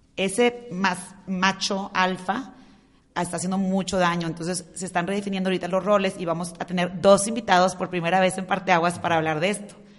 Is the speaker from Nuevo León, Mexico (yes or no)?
yes; Monterrey, Nuevo León, Mexico; los tres somos de Monterrey